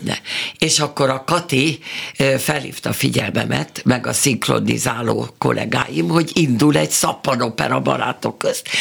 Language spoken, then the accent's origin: Hungarian; Budapest, Hungary; moved away as an adult; also born or lived in Szeged; now in Pécs, Hungary; én pesti vagyok, meg ő is